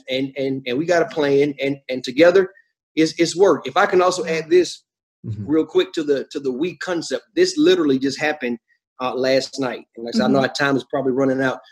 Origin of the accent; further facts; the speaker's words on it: Georgia, United States; I'm from Georgia, you know, so we eat, you know, I grew up, my grandparents would eat chitlins and pig feet